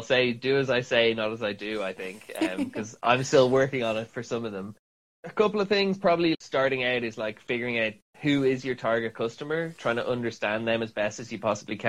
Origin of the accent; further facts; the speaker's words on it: Dublin, Leinster, Ireland; moved away as an adult; now in London, United Kingdom; I'm from Ireland, born and raised in Dublin.